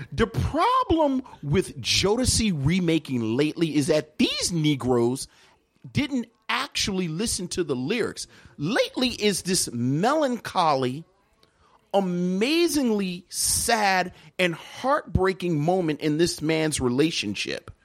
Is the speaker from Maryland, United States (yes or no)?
yes; Baltimore, Maryland, United States; I'm from Baltimore, so I don't know a whole lot about go-go, but I was right next to D C